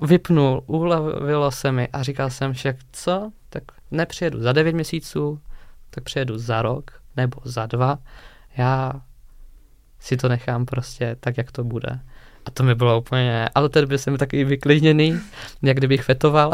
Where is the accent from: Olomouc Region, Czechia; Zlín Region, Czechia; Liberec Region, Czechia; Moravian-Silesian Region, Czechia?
Olomouc Region, Czechia; Hranice; k nám domů do Hraní za Moravy